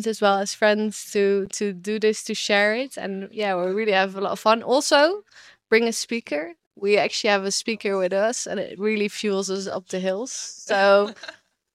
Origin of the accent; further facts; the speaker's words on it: Netherlands; moved away as an adult; now in Rwanda; I'm from the Netherlands, so like, of course, we cycle